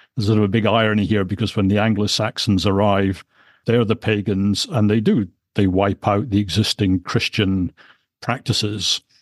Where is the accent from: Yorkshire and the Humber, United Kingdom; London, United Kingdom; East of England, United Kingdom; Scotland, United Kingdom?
Scotland, United Kingdom; As a Scotsman